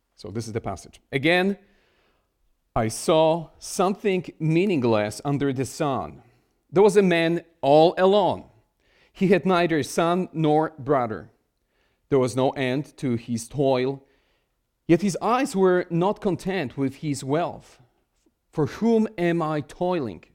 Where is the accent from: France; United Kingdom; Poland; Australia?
Poland; English is a second language; moved away as an adult; now in Connecticut, United States; I was born in Poland, spent most of my life in Poland, and I started learn-, learning English when I was, uh, in my late twenties.